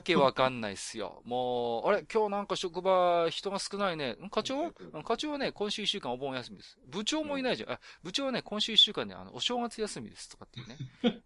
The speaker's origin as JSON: {"language": "Japanese", "region": "Tohoku", "country": "Japan", "said": "私東北の人間なんで"}